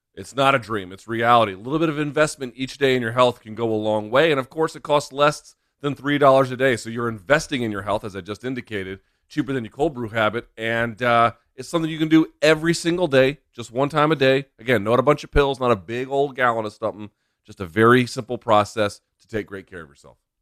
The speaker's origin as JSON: {"language": "English", "town": "Washington", "region": "District of Columbia", "country": "United States", "tie": "born or raised there", "said": "here in the capital of Estados Unidos, Washington, D C, my hometown"}